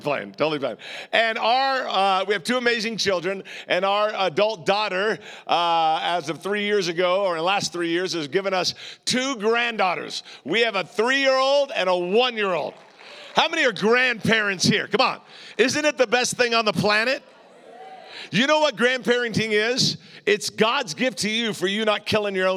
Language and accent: English; Southern California, United States; I'm from Southern California